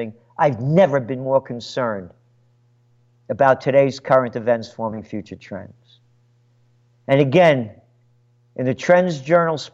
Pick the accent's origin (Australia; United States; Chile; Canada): United States; I am an American born to be free